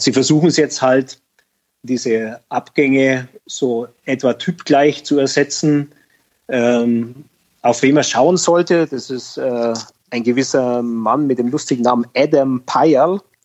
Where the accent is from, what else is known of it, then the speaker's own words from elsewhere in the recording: Augsburg, Bavaria, Germany; also born or lived in Munich; ich bin gebürtiger Augsburger